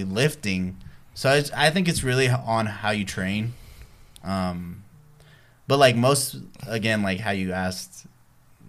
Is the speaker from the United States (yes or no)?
yes; Pflugerville, Texas, United States; I was born and raised in Pflugerville, Texas. Or Austin, Texas